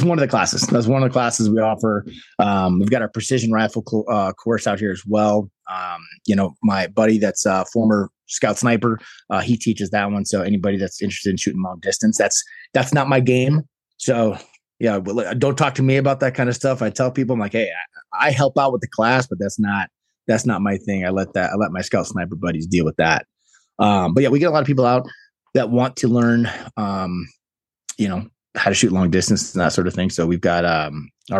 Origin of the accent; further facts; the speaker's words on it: Chicago, Illinois, United States; moved away as an adult; now in New Mexico, United States; I grew up in Chicago, Illinois